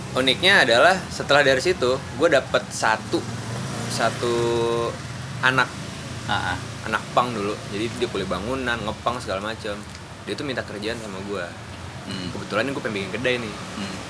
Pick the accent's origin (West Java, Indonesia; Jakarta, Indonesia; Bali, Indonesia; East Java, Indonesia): West Java, Indonesia; Bekasi; moved away as an adult; also born or lived in Yogyakarta; kota gue Bekasi